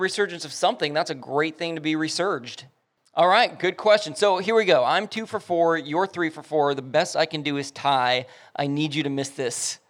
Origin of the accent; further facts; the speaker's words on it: Lomita, California, United States; I, I love me some Lomita, man. I played Lomita Little League Baseball. I played sports at Lomita Park. It, it is definitely what made me. So shout out to my hometown